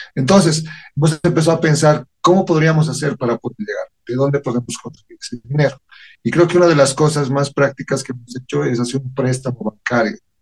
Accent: Bolivia

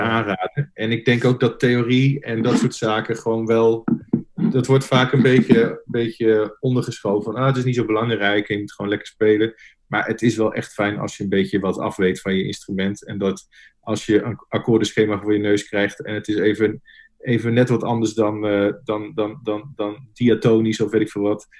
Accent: Nunspeet, Gelderland, Netherlands; moved away as an adult; also born or lived in Zwolle; now in The Hague, Netherlands; ik kom oorspronkelijk uit Nunspeet, klein dorpje onder Zwolle

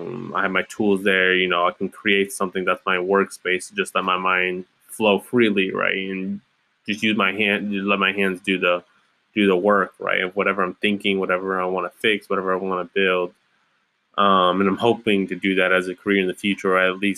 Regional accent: Ypsilanti, Michigan, United States; moved away as an adult; now in Kalamazoo, United States; I'm originally from Ypsilanti, Michigan, just outside Ann Arbor. Born and raised

